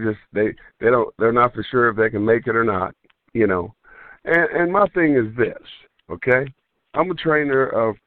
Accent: Kansas City, Kansas, United States; where I grew up at in Kansas City, Kansas.

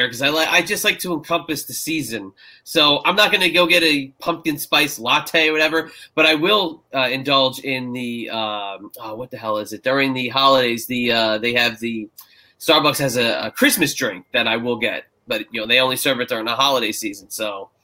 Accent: New Jersey, United States; now in Virginia, United States; when I moved down to Virginia from New Jersey

